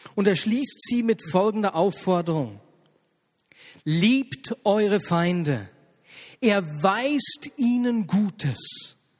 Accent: Switzerland; hier bei uns in der Schweiz

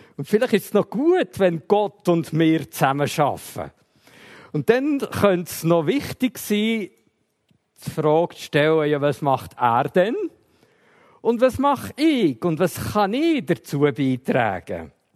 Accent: Emmental, Bern, Switzerland; Ich bin im Emmental aufgewachsen

